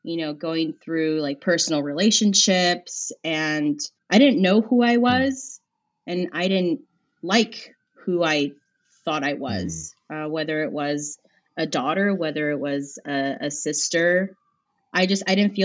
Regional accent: Azusa, California, United States; where I grew up in Azusa

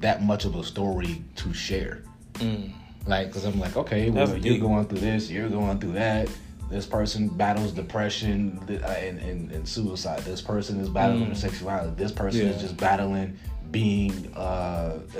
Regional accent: Detroit, Michigan, United States; I was born and raised here in Detroit

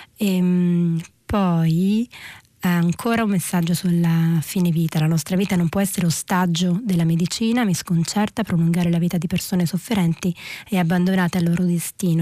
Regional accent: Reggio Calabria, Calabria, Italy; moved away as an adult; now in Rome, Italy; Io uh, sono nata a Reggio Calabria, ho vissuto 18 anni a Reggio Calabria prima di, di trasferirmi a Roma per l'università

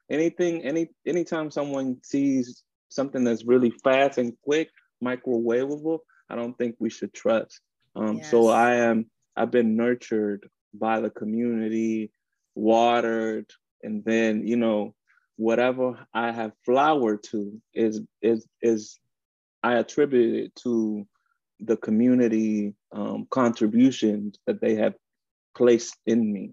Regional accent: Washington, District of Columbia, United States; also born or lived in Dominican Republic; born in the Dominican Republic and raised in Washington, DC, Columbia Heights.

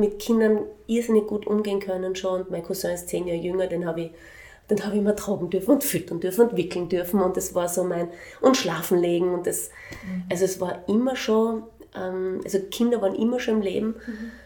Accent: Graz, Styria, Austria; moved away as an adult; also born or lived in Vienna / Linz; erste Klasse Volksschule habe ich in Wien gemacht mhm. und dann bin ich in Graz gewesen

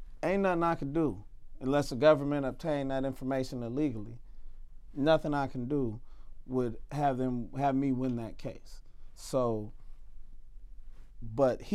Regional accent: United States; I'm an American citizen.

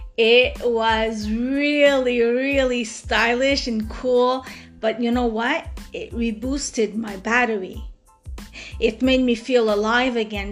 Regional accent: Montreal, Quebec, Canada; now in Montreal, Canada; I come from the West End of Montreal. And like I said, I moved to the East End at the complete opposite

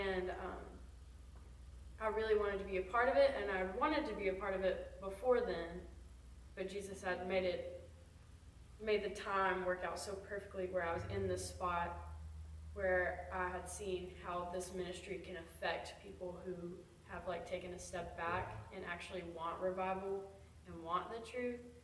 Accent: Alabama, United States; I'm from Alabama.

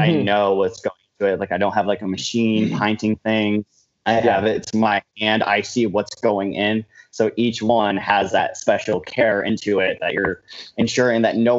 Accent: Johnstown, New York, United States; moved away as an adult; now in Albany, United States; I'm from Johnstown, which is in the middle of nowhere.

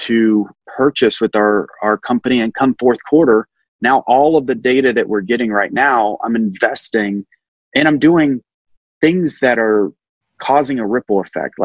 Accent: Alabama, United States; I'm just a normal guy from Alabama

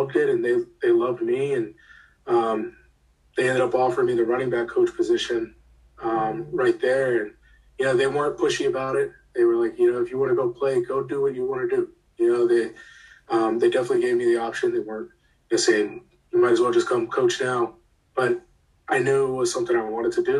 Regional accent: Maryland, United States; Francis Scott Key was a program nearby where I grew up in Maryland.

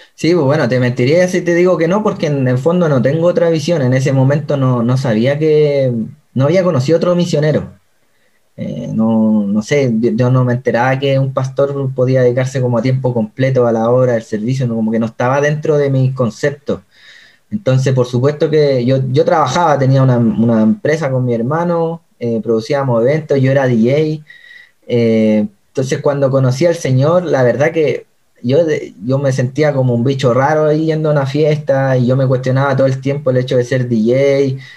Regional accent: Chile; moved away as an adult; also born or lived in China; now in Pedrezuela, Spain; soy chileno de toda la vida

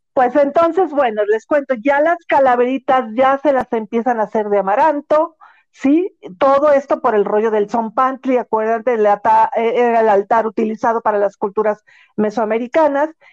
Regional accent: Mexico

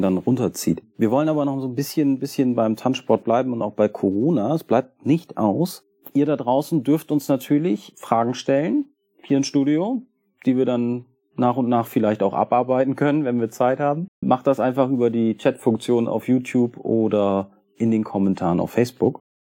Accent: Germany; Also ich komme nicht aus Bremen, ich komme aus der Nähe von Bremen

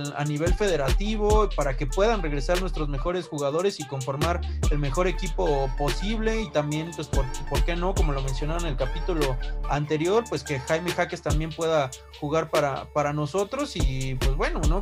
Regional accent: Mexico

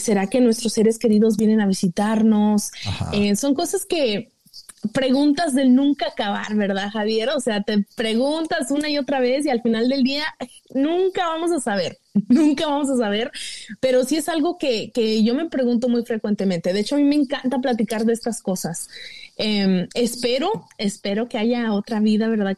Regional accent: Mexico; uno como mexicano

